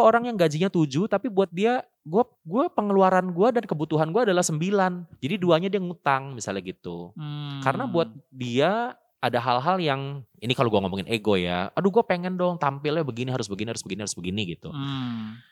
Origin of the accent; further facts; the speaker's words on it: Jakarta, Indonesia; moved away as an adult; now in Bandung, Indonesia; asalnya gue orang Jakarta, terus gue kuliah di Bandung